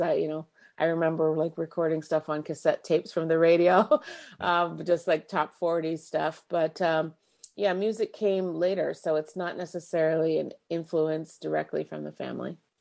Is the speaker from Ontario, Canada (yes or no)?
yes; Markham, Ontario, Canada; also born or lived in Scarborough, Canada; now in Uxbridge, Canada; I grew up in Markham, born at Scarborough General. Um, spent most of my, you know, adolescent years in Markham.